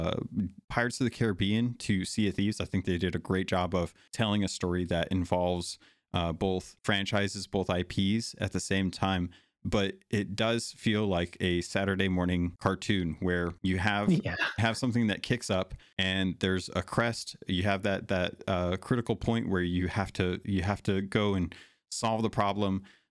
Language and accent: English; Arizona, United States; also born or lived in California / Alaska; I have a ton of nostalgia growing up in Arizona and California and Alaska and stuff.